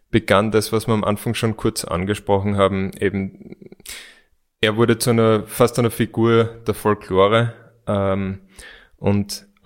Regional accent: Graz, Styria, Austria; als Grazer, als Stadtmensch kennen wir da überhaupt nicht aus.

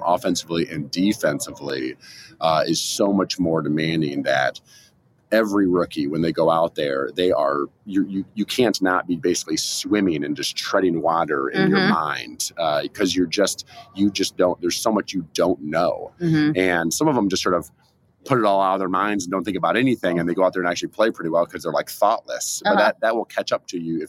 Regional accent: Eastern Iowa, United States; I'm a Midwesterner. I grew up in Eastern Iowa, only about mm-hmm. 3 or so hours from Green Bay.

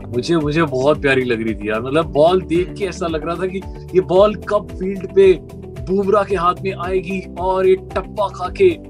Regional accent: India; मैं इंडियन हूं

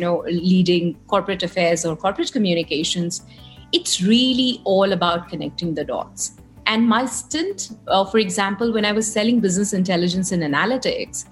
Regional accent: Kolkata, West Bengal, India; And I grew up in Calcutta

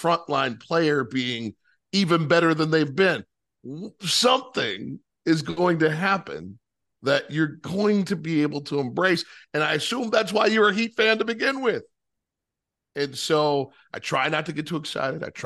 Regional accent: Midwest, United States; moved away; growing up in the Midwest

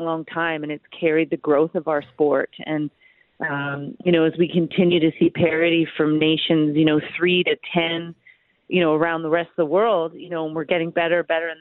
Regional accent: Brampton, Ontario, Canada; my hometown of Brampton

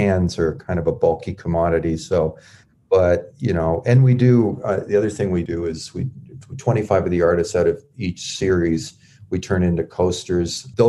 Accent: Canada; We did a voter registration because we're Canadian, but we are active in politics.

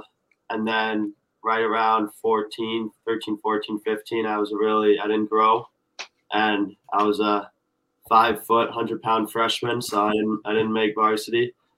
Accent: Massachusetts, United States; growing up in Mass

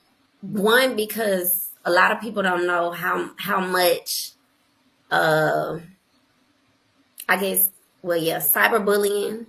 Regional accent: Jackson, Mississippi, United States; also born or lived in New York; growing up in Jackson, Mississippi

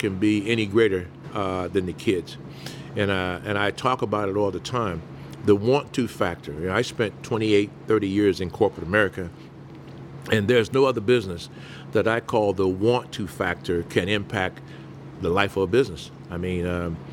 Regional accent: Mobile, Alabama, United States; moved away as an adult; also born or lived in New Orleans, Louisiana / North Carolina; now in St. Louis, United States; we were in New Orleans for a while, Mama's from there, but we grew up most part of our life in Alabama before moving on to North Carolina

